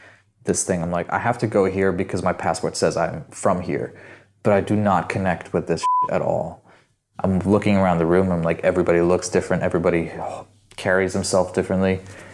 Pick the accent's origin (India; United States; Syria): Syria; Where are you from? Syria. My mom, I think she probably tried to do the best that she could to kind of instill a sense of identity, like a Syrian identity in us